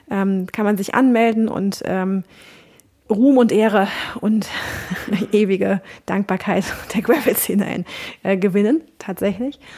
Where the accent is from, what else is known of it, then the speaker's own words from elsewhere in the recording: Cologne, North Rhine-Westphalia, Germany; also born or lived in Ruhr; Ich muss sagen, ich komme aus Köln und äh, ich bin im Ruhrpott, habe ich sieben Jahre gewohnt, deswegen ich nach Hause so ein bisschen.